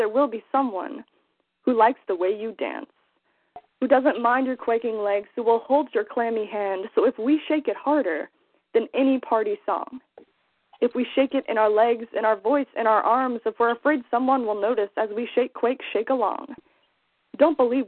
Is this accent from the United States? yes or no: yes; Lake of the Ozarks, Missouri, United States; I'm from Lake of the Ozarks in Missouri